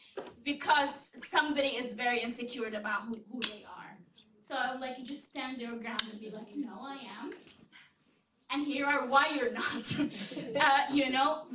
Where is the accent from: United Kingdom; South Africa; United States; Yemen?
Yemen; I'm from Yemen